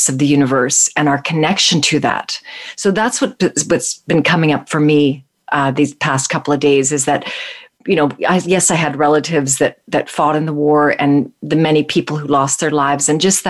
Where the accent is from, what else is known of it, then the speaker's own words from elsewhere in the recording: Calgary, Alberta, Canada; I grew up in Calgary